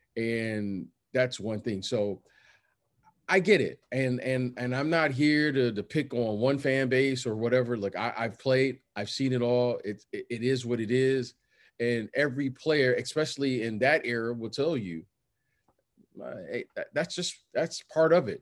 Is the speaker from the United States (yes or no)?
yes; Detroit, Michigan, United States; moved away; also born or lived in Chicago / Iowa / New York; I grew up in Detroit